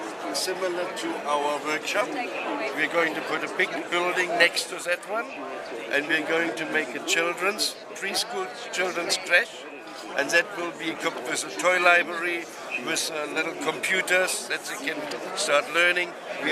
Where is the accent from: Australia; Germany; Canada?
Germany; Berlin; moved away; also born or lived in East Germany; I was born in East Germany, and my parents resettled to West Berlin in 51, and we were very, very poor.